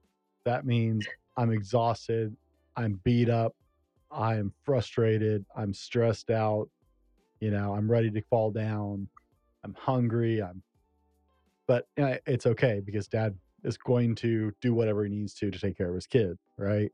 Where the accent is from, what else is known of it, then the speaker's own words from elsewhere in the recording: the South, United States; growing up in the South, we went to church ice cream socials on a regular basis.